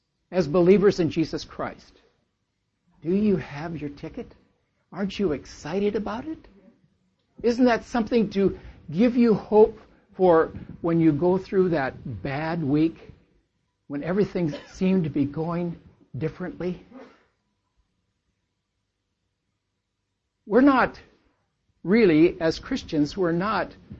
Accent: Lynden, Washington, United States; we're from Linden, Washington

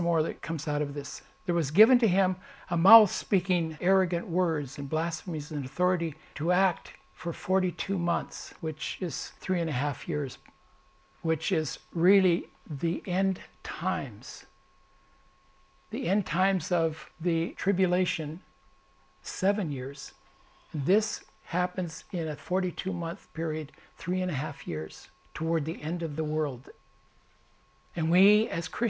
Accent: United States; as an American

